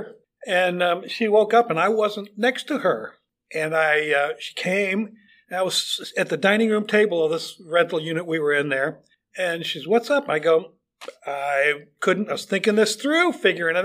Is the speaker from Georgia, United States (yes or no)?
no; Chicago, Illinois, United States; moved away as an adult; also born or lived in Fort Wayne, Indiana; now in The Villages, United States; I grew up in Chicago, in and around Chicago, so I'm a diehard Cub fan